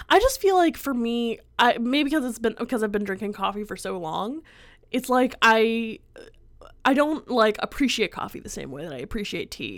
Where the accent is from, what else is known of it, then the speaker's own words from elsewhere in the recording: Pennsylvania, United States; moved away; I'm from Pennsylvania